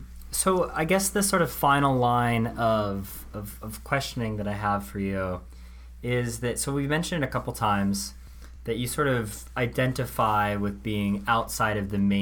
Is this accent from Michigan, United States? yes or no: no; Seattle, Washington, United States; moved away; I'm from Seattle originally.